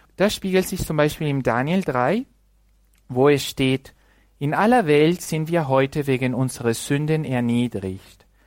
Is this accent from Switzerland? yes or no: no; Mexico; German is a second language; moved away; im Land, wo ich herkomme, aus Mexiko